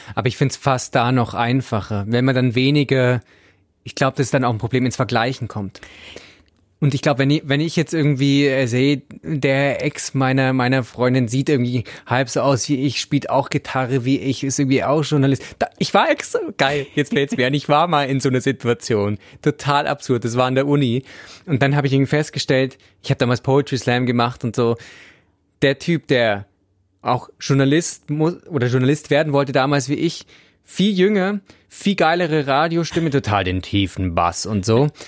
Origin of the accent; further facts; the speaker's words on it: Swabia, Germany; ich als Schwabe